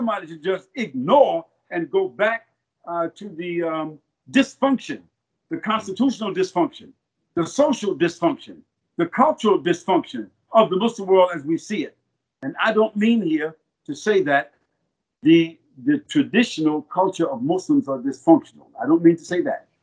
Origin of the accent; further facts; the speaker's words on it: United States; I'm an American